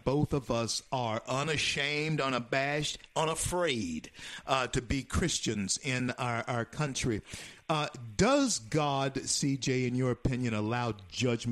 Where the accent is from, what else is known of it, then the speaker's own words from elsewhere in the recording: Louisiana, United States; also born or lived in Florida; Louisiana, my home state, soon to be in the rearview mirror